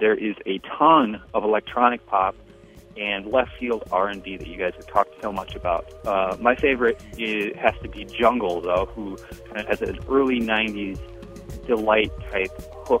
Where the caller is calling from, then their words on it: Minneapolis, Minnesota, United States; Hey, Jim and Greg, this is …, and I'm calling from Minneapolis.